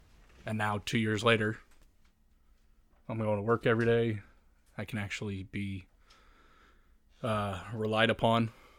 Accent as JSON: {"language": "English", "region": "Indiana", "country": "United States", "tie": "born there", "said": "So, I grew up in... Or I guess I was born in Indiana, and my parents got divorced."}